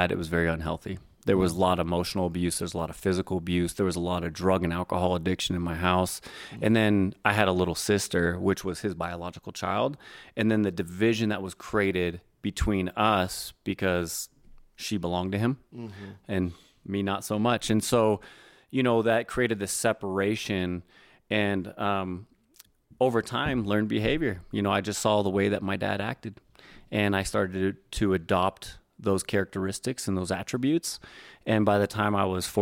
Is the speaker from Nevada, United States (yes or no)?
no; Northern California, United States; I grew up in Northern California